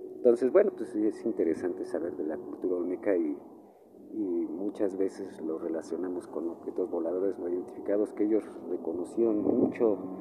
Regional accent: Mexico; nosotros realmente como mexicanos somos los que, los que vivimos aquí

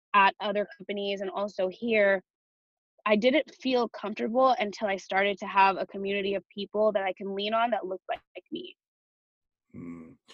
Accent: Chino Hills, California, United States; now in Los Angeles, United States; I am from Chino Hills. It's about an hour east of where I am now

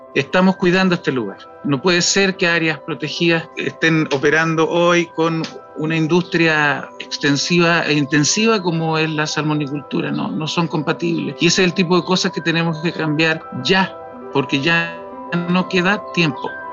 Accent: Chile; nosotros como chilenos

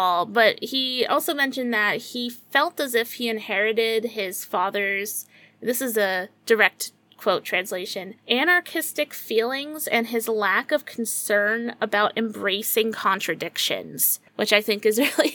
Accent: United States; as an American

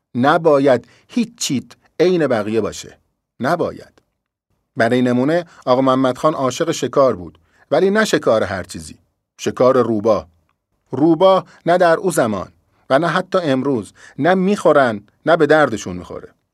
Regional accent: Shiraz, Fars, Iran; من اهل شیرازم

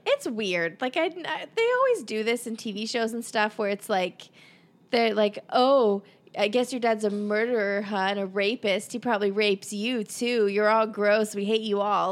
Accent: Pittsburgh, Pennsylvania, United States; we're from Pennsylvania, Pittsburgh

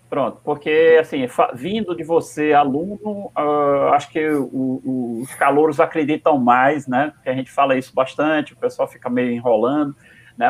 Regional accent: Northeast Region, Brazil; A gente a está aqui em Natal, e, e, muitas vezes a gente se sente menor, menor ainda, porque estamos tá no Nordeste, somos nordestinos

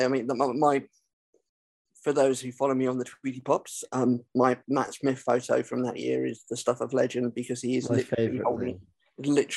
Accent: London, United Kingdom; accent: Cockney; I'm a Cockney

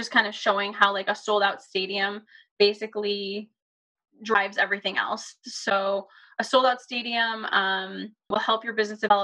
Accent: Buffalo, New York, United States; I grew up in the Buffalo area

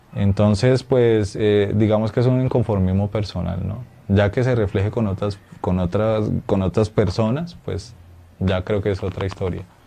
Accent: Colombia; nuestra identidad como colombianos y como latinoamericanos

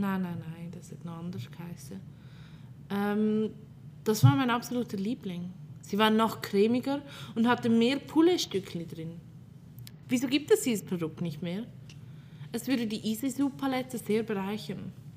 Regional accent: Fricktal, Aargau, Switzerland; Ich komme aus einem kleinen Kratte im Fricktal

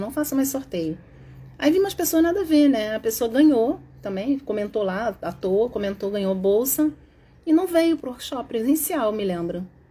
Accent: Rio de Janeiro, Brazil; E mesmo porque eu sou carioca, eu falo mesmo

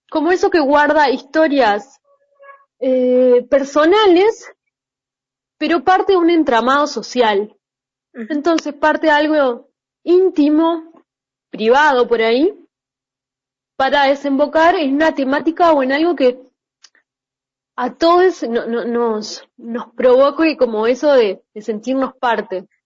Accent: Uruguay; que yo soy uruguaya

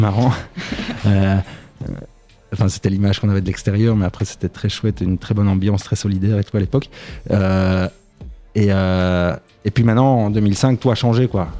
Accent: Braine-le-Château, Wallonia, Belgium; je viens de Braine-Château, c'est un petit village entre quatre grandes villes.

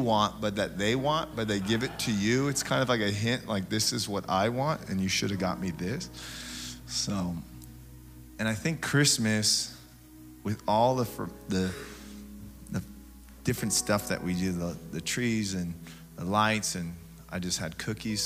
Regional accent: Tacoma, Washington, United States; I grew up in Tacoma, middle child of 11

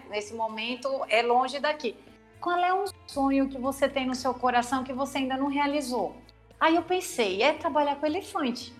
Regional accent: São Paulo, Brazil; now in Natal, Brazil; Eu sou paulista, mas como eu tenho Girimum Card, eu sou quase natalense já. É a oitava vez que eu moro aqui em Natal.

